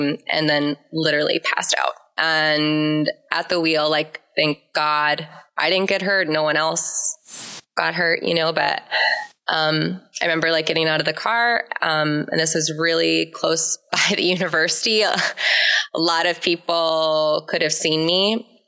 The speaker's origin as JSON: {"language": "English", "town": "Minneapolis", "region": "Minnesota", "country": "United States", "tie": "born or raised there", "said": "I'm originally from the Twin Cities, grew up in the church"}